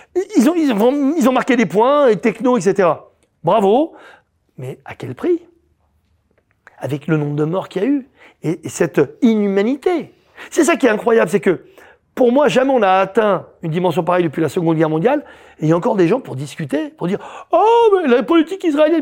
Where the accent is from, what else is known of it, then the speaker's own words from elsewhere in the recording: France; on est français tous les deux, tous les trois